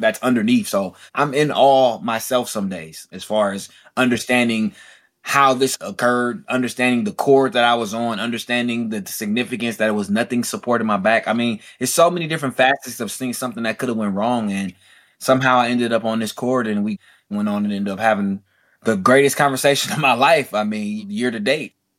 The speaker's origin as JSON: {"language": "English", "town": "Oakland", "region": "California", "country": "United States", "tie": "born or raised there", "said": "Being born and raised in Oakland, California"}